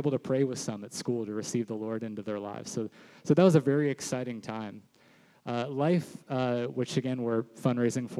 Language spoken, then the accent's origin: English; Sarasota, Florida, United States; I grew up here in Sarasota, was raised in this church